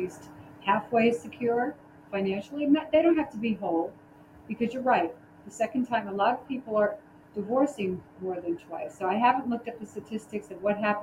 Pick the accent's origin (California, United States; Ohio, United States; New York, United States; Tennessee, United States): New York, United States; New York City; I'm from the Bronx.